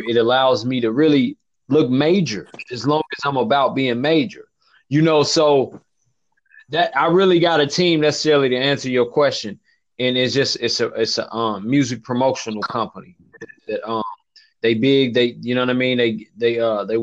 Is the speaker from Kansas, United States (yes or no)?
yes; Kansas City, Kansas, United States; from Wyandotte County, born and raised in Wyandotte County.